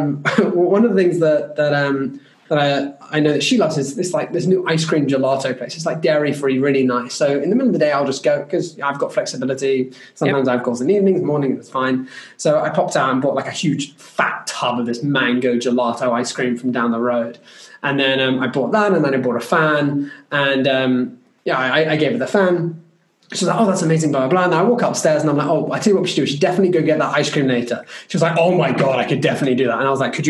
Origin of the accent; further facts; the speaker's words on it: United Kingdom; As a British person